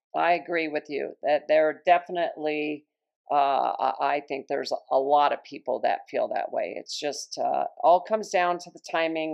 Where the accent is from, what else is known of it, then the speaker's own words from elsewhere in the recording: Long Island, New York, United States; moved away; I was born in New York, so once in a while, a New York word will come out just to remind me that I was born in Long Island